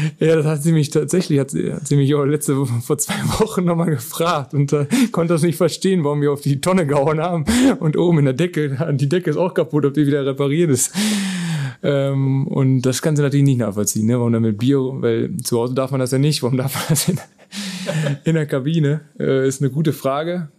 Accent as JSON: {"language": "German", "town": "Krechting", "region": "North Rhine-Westphalia", "country": "Germany", "tie": "born or raised there", "said": "das ist ein kleiner Ort, wo ich geboren bin"}